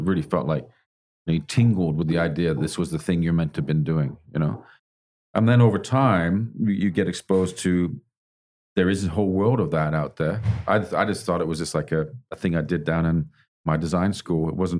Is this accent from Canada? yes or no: yes; Canada; also born or lived in England; now in Australia; I was born in England, grew up in Canada, been all over the place, really, back to England again, and now in Australia.